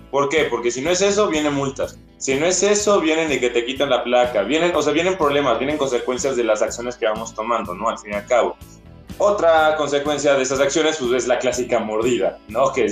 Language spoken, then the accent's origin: Spanish; Mexico City, Mexico; yo soy, por ejemplo, de la Ciudad de México, eh, y cuando iba a, este, de mi casa a su casa a la escuela